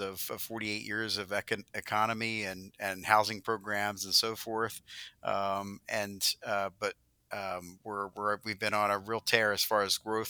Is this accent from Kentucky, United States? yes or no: no; New Jersey, United States; I grew up in South Jersey. I actually grew up on a farm.